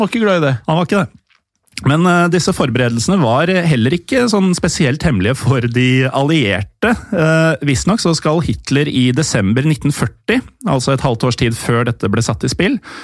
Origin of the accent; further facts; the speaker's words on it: Norway; also born or lived in Oslo; vi er jo nordmenn, eller delvis